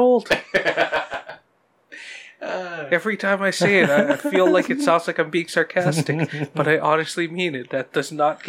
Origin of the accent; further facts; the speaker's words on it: Hawaii, United States; growing up in Hawaii